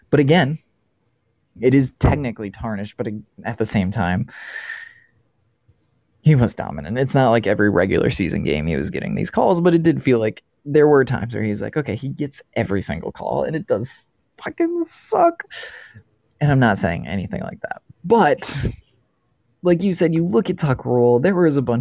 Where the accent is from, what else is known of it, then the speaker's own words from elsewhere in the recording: Boston, Massachusetts, United States; as a Raiders fan growing up in Boston